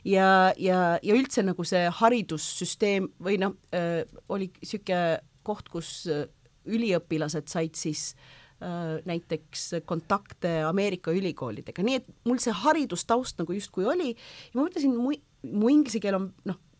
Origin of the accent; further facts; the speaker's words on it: Kuwait; first language Estonian; moved away as an adult; also born or lived in Võru, Estonia / Yemen; now in Estonia; sündisin küll e-, Eestis ja Võrus, äh, aga nelja-aastaselt me kolisime Kuveiti. Ah, ja siis ma seal kasvasin üles